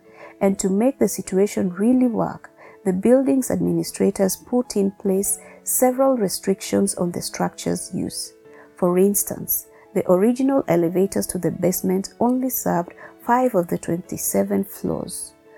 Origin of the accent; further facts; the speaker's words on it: Nairobi, Kenya; Growing up in Nairobi in the 1990s, I remember being advised to walk past the building quickly in case a body was falling.